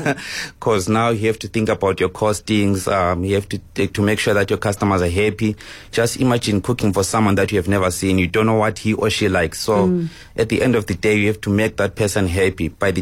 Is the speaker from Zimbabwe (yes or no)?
yes; Zimbabwe; moved away as an adult; now in South Africa; actually I'm coming from Zim.